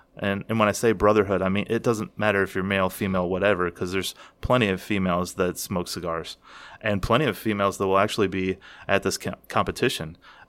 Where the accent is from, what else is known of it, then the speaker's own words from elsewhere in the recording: Kentucky, United States; accent: Kentucky; with my Kentucky accent